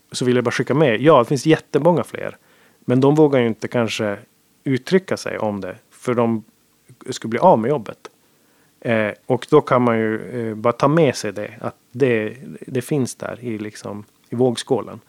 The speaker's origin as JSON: {"language": "Swedish", "country": "Sweden", "also_born_or_lived": "Gothenburg", "said": "jag var svensk"}